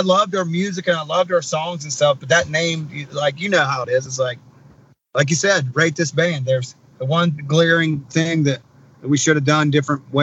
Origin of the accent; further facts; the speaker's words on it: West Virginia, United States; I'm from West Virginia.